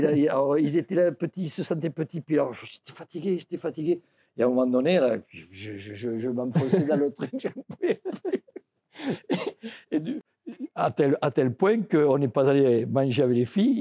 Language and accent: French; France; je suis français